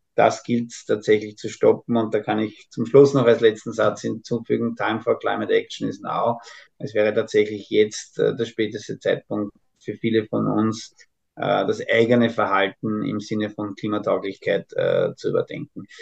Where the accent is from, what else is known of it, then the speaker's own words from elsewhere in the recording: Austria; als Österreicher